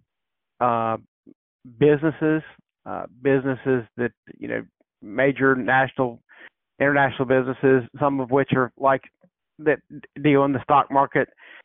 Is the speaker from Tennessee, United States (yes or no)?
no; South Carolina, United States; I grew up in South Carolina